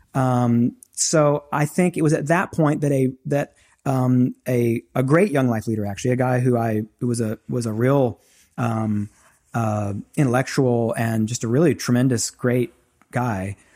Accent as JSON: {"language": "English", "region": "the South", "country": "United States", "tie": "born or raised there", "said": "I grew up in the South, grew up in, in church"}